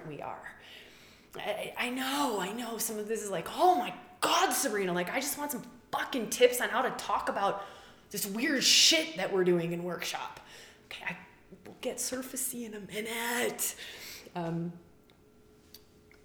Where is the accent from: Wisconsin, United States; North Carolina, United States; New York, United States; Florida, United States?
Wisconsin, United States; moved away; also born or lived in Australia; I grew up in Wisconsin, cheesehead, Packer fan